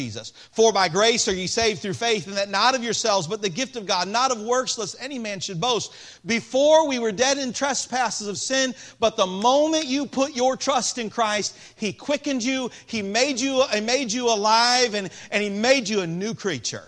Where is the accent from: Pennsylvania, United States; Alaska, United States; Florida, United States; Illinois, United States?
Illinois, United States; Peoria; I was born in Peoria, Illinois